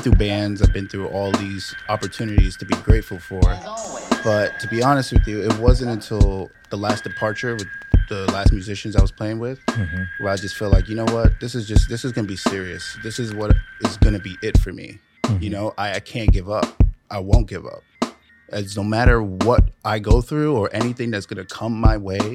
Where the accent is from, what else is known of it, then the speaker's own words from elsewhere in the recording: New York City, New York, United States; Born and raised in the Bronx